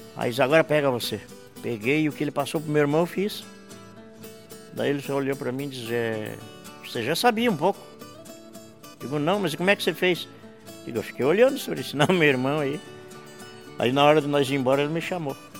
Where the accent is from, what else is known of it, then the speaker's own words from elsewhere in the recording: Vacaria, Rio Grande do Sul, Brazil; Eu nasci em Vacaria, no quinto Vacaria. distrito de Vacaria que chamava antigamente a linha do refugiado.